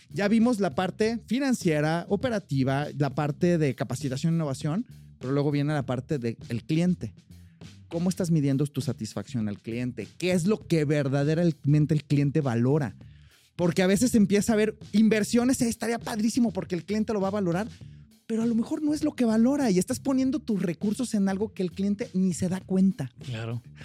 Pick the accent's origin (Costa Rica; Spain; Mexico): Mexico; also born or lived in United States; yo soy mexicano, pero estuve con residencia y mi green card por más de cinco años, entonces tramité ciudadanía